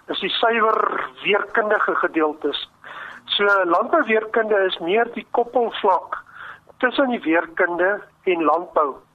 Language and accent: Afrikaans; Free State, South Africa; ek dink omdat ek maar 'n plaasseun is en ek het hier in die Wes-Vrystaat groot geword en veral in die droogtejare hier van 1965 uh, eh, het 'n geweldige indruk op my gemaak